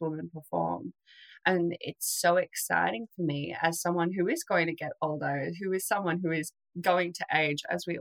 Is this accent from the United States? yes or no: no; Australia